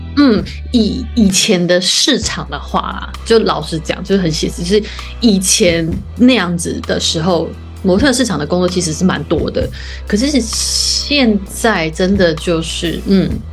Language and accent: Chinese; Yunlin County, Taiwan; 因为我是云林人，我中南部的小孩